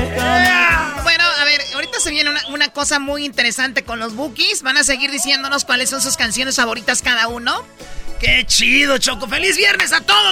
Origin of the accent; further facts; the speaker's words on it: Michoacán, Mexico; Soy de Michoacán, aquí somos bien rápidos.